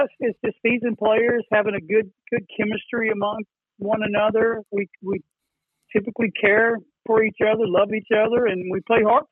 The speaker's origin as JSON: {"language": "English", "town": "Nashville", "region": "Tennessee", "country": "United States", "tie": "born or raised there", "said": "I'm from Nashville, born and raised in Madison, so outskirts of Nashville."}